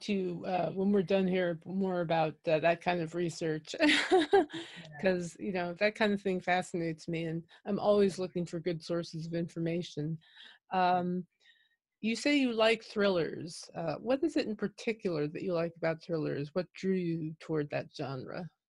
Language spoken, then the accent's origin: English; New York, United States; moved away; I'm originally from New York